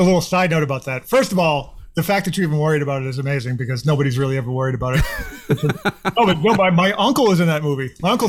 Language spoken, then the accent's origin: English; Boston, Massachusetts, United States; my dad's family's all from like around Montreal. So and then nice. You know I'm half Irish from Boston too